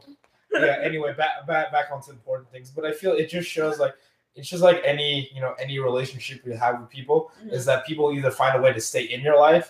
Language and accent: English; Philippines; I'm Filipino. I come very traditional, like a Roman Catholic, like setting.